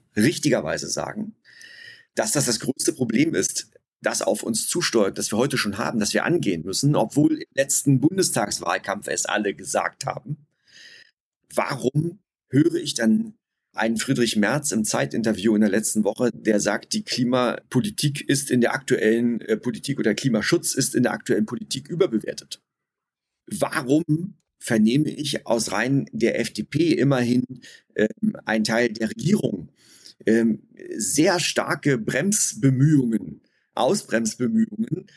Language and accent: German; Germany; ich selbst komme auch aus einem kleinen Städtchen umgeben von vielen Wäldern. Ich bin in diesen Wäldern groß geworden